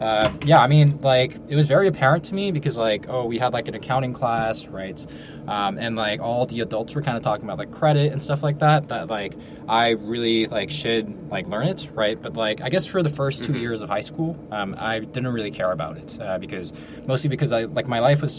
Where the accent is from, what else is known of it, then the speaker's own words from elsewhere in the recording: Ridgewood, New Jersey, United States; I grew up in North Jersey, suburbs, Ridgewood, Bergen County